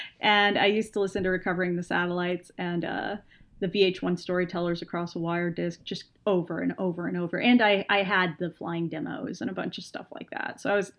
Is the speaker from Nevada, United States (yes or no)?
no; Texas, United States; I'm a Texan woman, and all 4'11" in me was just resistant.